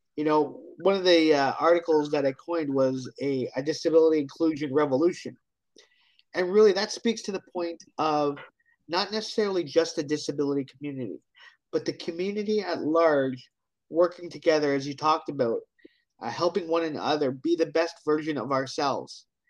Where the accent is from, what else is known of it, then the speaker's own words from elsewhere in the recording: Hamilton, Ontario, Canada; I am from Hamilton, Ontario, Canada.